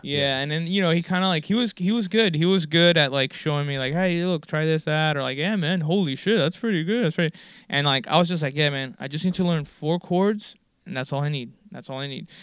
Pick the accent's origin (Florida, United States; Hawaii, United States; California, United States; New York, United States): Florida, United States; Miami; born or raised there